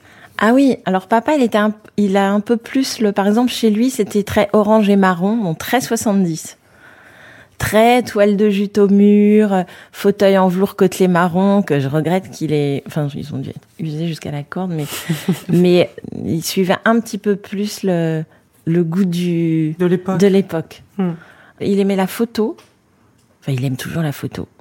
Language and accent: French; Paris, Île-de-France, France; now in Fontenay-sous-Bois, France; j'ai grandi, euh, dans le septième arrondissement, à école militaire. Avenue de Tourville, exactement